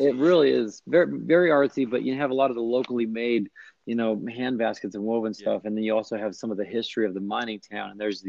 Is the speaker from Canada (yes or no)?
no; Utah, United States; I was, again, born and raised in Utah